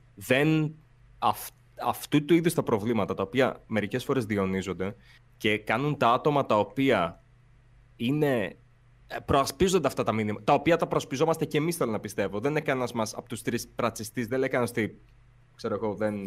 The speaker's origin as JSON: {"language": "Greek", "town": "Volos", "region": "Thessaly", "country": "Greece", "said": "η καταγωγή μου είναι από το Βόλο"}